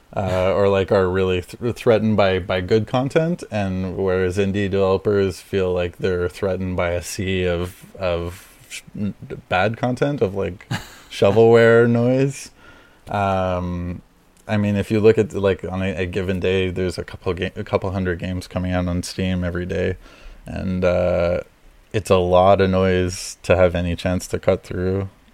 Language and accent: English; Montreal, Quebec, Canada; I'm in Montreal. I'm from Montreal.